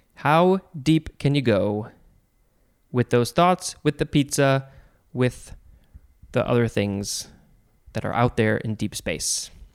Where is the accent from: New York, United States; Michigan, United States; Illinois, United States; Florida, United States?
Illinois, United States; Chicago; I'm from the Chicago area